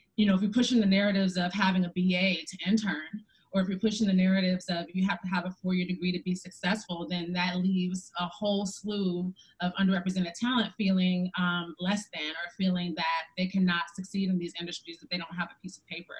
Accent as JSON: {"language": "English", "town": "Detroit", "region": "Michigan", "country": "United States", "tie": "born or raised there", "also_born_or_lived": "Chicago", "moved": "yes", "said": "I'm from Detroit and I did not grow up with any black women or black people pursuing their own businesses"}